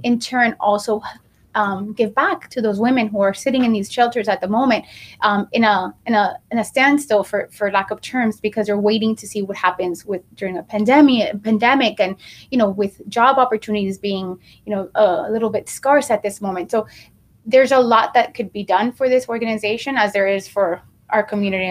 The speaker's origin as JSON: {"language": "English", "town": "Miami", "region": "Florida", "country": "United States", "tie": "born or raised there", "also_born_or_lived": "New York", "said": "I was raised in Miami. I came at the age of five"}